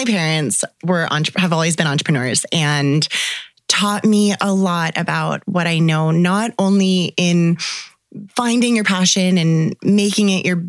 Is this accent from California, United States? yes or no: yes; Santa Cruz, California, United States; moved away as an adult; also born or lived in Orange County, California / San Francisco / Miami / Bali; now in Kelowna, Canada; I was born in Santa Cruz, California, and I am originally from there. I've spent most of my life growing up in California, north and south. And now I'm in Canada. I've been in Canada for 10 years.